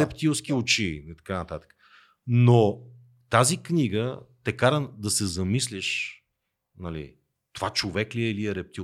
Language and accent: Bulgarian; Teteven, Lovech Province, Bulgaria; moved away; родния ми край Тетевен